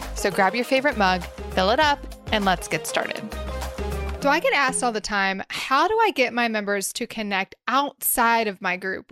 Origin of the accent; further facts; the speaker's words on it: Nashville, Tennessee, United States; my hometown of Nashville